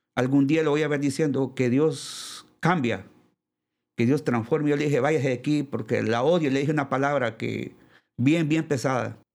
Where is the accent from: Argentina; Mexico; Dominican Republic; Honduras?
Honduras; Lepaera, Lempira; yo soy de Le, Paguera Lempira, eh, somos, yo soy el primogénito de, la familia